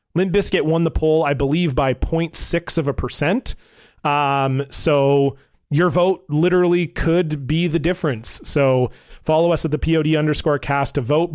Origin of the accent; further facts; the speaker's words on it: Vancouver, British Columbia, Canada; I'm from Vancouver, B C, Canada